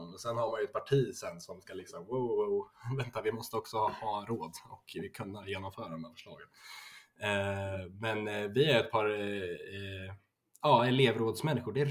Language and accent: Swedish; Örebro, Örebro County, Sweden; Jag är väl en eh, 19 år gammal kille. Eh, född och uppvuxen i Örebro.